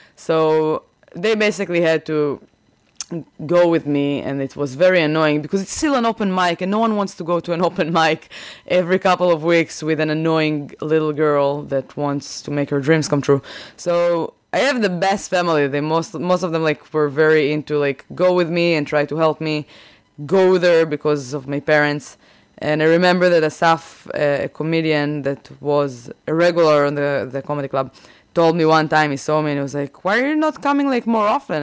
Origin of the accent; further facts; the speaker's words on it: Rehovot, Central District, Israel; English is a second language; moved away as an adult; also born or lived in Kfar Yavetz / Tel Aviv; now in Boston, United States; I am from Israel. I grew up in Rehovot.